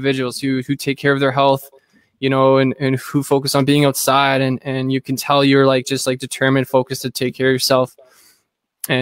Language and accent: English; Thunder Bay, Ontario, Canada; now in Ottawa, Canada; I'm from Thunder Bay, like northwestern Ontario area.